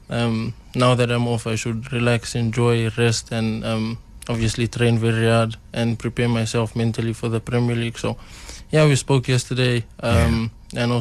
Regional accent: South Africa; he's the one player that when when I say I'm from South Africa

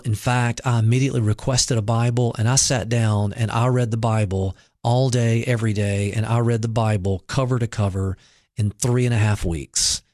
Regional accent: Mississippi, United States; now in Cookeville, United States; I grew up in Mississippi

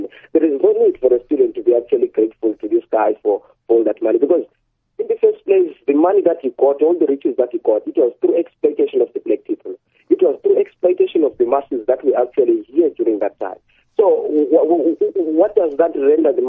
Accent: Zimbabwe; now in South Africa; I'm from Zimbabwe

